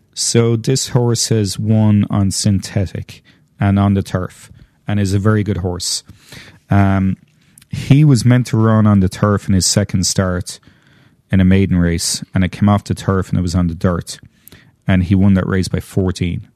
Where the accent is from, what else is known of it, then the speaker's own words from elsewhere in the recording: Ireland; I'm Irish, I'm saying tree, not three